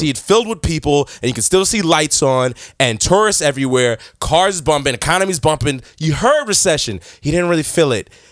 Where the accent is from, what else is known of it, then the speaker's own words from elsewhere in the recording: New York, United States; moved away; also born or lived in Michigan / Europe; born and raised in New York